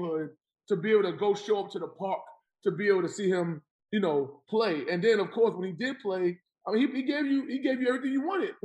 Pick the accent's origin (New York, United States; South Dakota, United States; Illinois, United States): New York, United States; New York City; I grew up in Jamaica, Queens